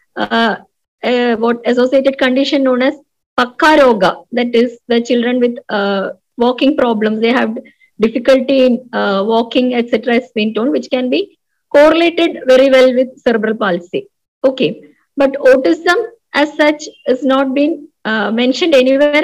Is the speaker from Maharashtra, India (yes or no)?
no; Koyilandy, Kerala, India; my hometown is in a remote place known as Koyilandi.